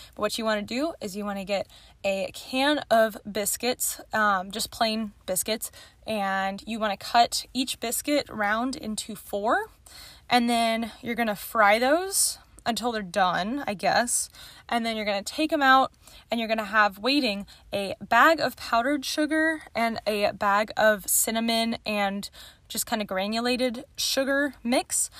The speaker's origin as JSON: {"language": "English", "town": "Austin", "region": "Texas", "country": "United States", "tie": "born or raised there", "also_born_or_lived": "Houston", "said": "I'm pretty much call myself from Austin"}